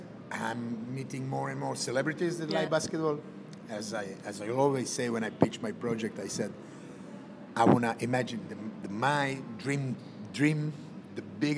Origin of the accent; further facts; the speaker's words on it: Serbia; also born or lived in Yugoslavia; I'm from Serbia, and that's like just something like kind of normal being there, living there. And I grew up in end of 80s, beginning of 90s. And, you know, that was like Yugoslavia.